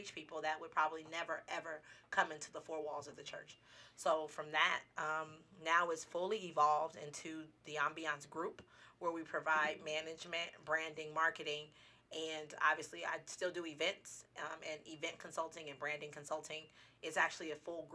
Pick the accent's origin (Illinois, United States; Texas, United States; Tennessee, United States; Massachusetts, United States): Texas, United States; Dallas; now in Las Vegas, United States; I'm originally from Dallas, Texas